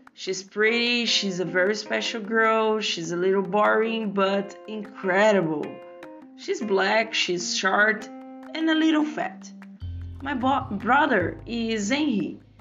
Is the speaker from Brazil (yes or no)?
yes; Brazil; moved away as an adult; now in China; I'm from Brazil.